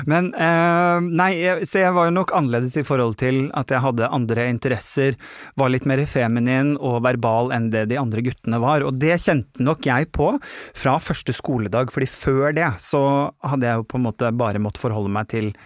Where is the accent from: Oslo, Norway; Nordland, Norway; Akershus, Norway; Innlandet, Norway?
Nordland, Norway; Bodø; born there; also born or lived in Harstad / Kristiansund; Jeg er jo født nordpå. Jeg er født i Bodø. Hatt eh, sterke, sterke, relasjoner til familien min som er på Kjerringøy, som er utenfor Bodø.